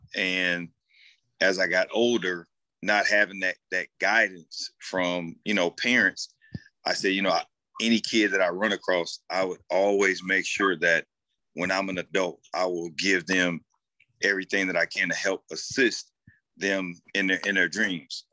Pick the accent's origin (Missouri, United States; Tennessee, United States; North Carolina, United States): Missouri, United States; St. Louis; being raised and born and raised in St. Louis